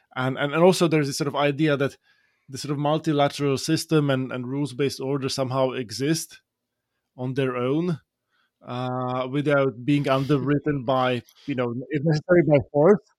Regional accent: Slovakia; now in United States; Slovakia, in my home country

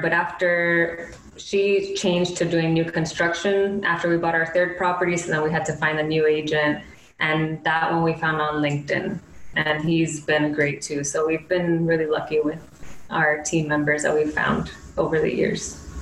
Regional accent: Miami, Florida, United States; moved away as an adult; also born or lived in Gainesville, Florida / Brooklyn, New York; originally we're from Miami

